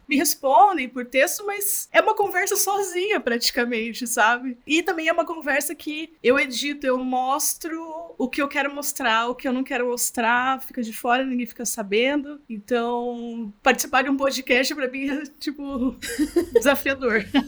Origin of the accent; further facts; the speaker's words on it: Curitiba, Paraná, Brazil; eu sou aqui de Curitiba mesmo